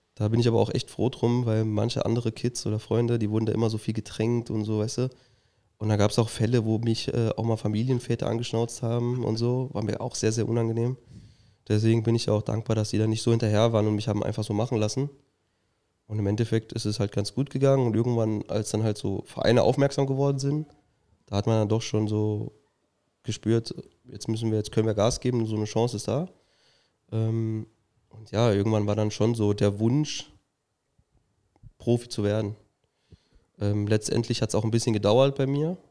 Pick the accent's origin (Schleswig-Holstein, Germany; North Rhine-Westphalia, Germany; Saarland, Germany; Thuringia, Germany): Saarland, Germany; Saarbrücken; ich bin in Rastfuhl geboren. Da haben wir dann auch früher gewohnt, ähm, sind dann irgendwann nach Saarbrücken halt gezogen und dann weiter nach Prebach.